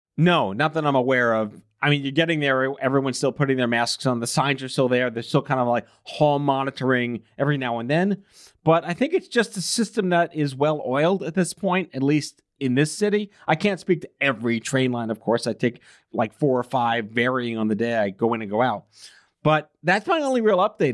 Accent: New York, United States; as a New Yorker

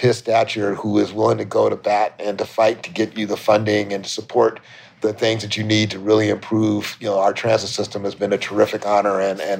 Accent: Washington, District of Columbia, United States; now in Chicago, United States; a native Washingtonian. I was born in Washington, D.C.

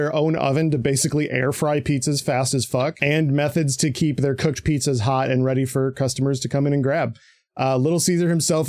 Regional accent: Michigan, United States; I'm from Michigan.

